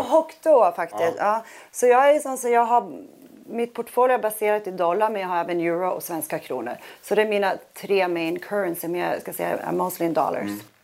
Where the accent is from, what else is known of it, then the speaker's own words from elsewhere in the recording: Sweden; also born or lived in New York / Miami; now in Monaco; i USA känner jag mig otroligt svensk